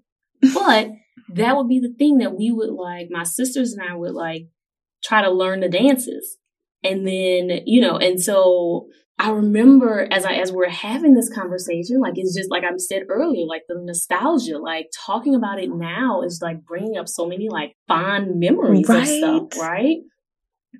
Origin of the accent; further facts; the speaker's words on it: New Orleans, Louisiana, United States; growing up in New Orleans.